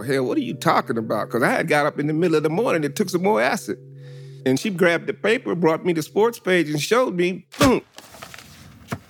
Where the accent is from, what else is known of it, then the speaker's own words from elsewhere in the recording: Los Angeles, California, United States; Growing up in Los Angeles, California